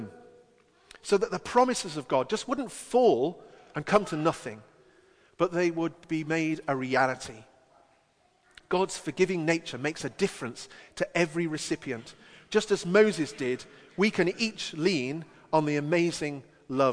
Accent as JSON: {"language": "English", "region": "England", "country": "United Kingdom", "said": "as only an Englishman can"}